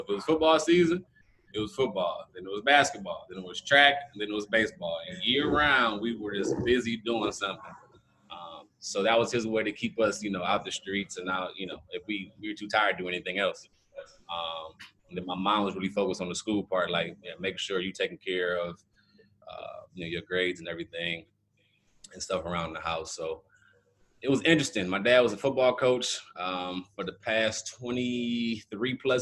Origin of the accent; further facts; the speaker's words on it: Cleveland, Ohio, United States; also born or lived in Kent, Ohio; Cleveland, Ohio, born and raised